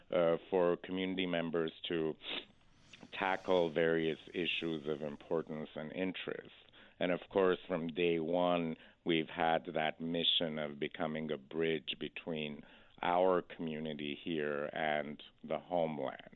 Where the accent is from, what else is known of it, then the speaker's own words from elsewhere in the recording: Boston, Massachusetts, United States; moved away as an adult; also born or lived in Iran; now in California, United States; I was born in Iran, and after the revolution, uh, my family went and settled in Boston. Uh, so I essentially grew up in Boston, and after college, I moved to California